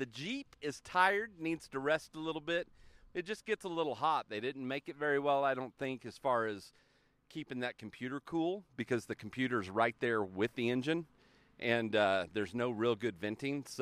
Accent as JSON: {"language": "English", "region": "Oklahoma", "country": "United States", "said": "I'm from Oklahoma"}